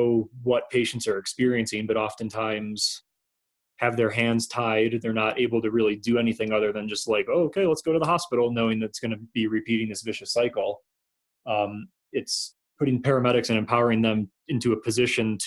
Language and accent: English; outside of Rochester, New York, United States; moved away as an adult; now in Colorado, United States; I started as a paramedic in my hometown in, outside of Rochester, New York